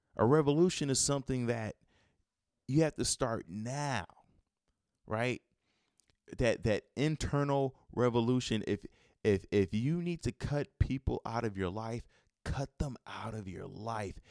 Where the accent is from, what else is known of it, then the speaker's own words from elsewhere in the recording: Chicago, Illinois, United States; I'm from Chicago